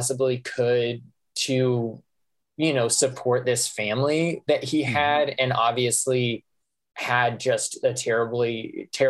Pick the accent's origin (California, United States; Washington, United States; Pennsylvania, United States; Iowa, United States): Iowa, United States; Fairfield; I grew up in Fairfield, Iowa, which is about an hour south of Iowa City